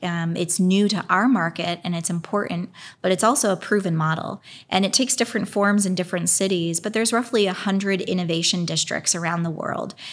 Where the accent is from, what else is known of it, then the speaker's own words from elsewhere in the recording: Pennsylvania, United States; now in Indianapolis, United States; I grew up primarily in Pennsylvania. I was born in Indianapolis